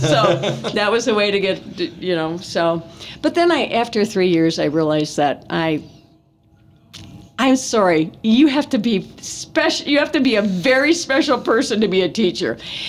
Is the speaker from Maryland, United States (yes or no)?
no; Thiensville, Wisconsin, United States; now in Porter County, United States; I grew up in Wisconsin.